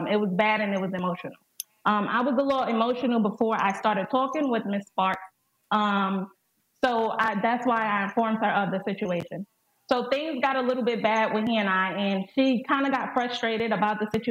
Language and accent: English; North Carolina, United States; I'm from North Carolina